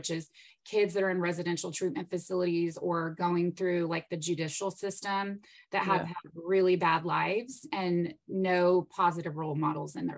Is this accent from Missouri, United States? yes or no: no; El Paso, Texas, United States; moved away as an adult; also born or lived in San Marcos, Texas; now in Lockhart, United States; I was born and raised in El Paso, Texas, and it's very, very far from where I currently am living in Lockhart, Texas